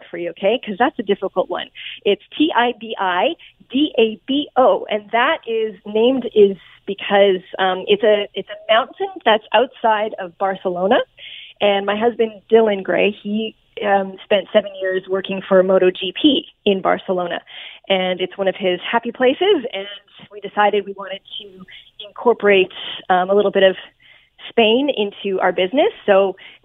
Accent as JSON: {"language": "English", "country": "Canada", "said": "as a Canadian"}